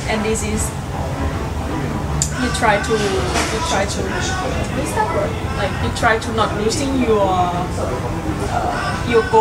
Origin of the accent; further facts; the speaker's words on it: Bangkok, Thailand; English is a second language; moved away; I'm from Thailand, Bangkok